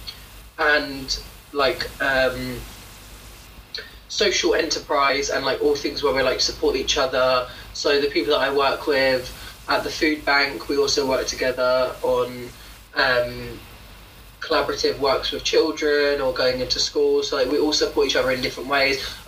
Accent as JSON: {"language": "English", "country": "United Kingdom", "said": "I'm British, but I'm also Caribbean. But I live in the UK"}